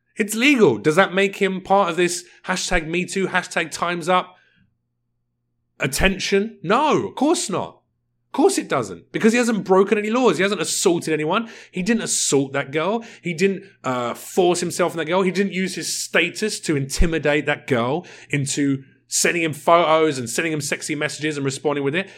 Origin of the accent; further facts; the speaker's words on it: United Kingdom; I'm British.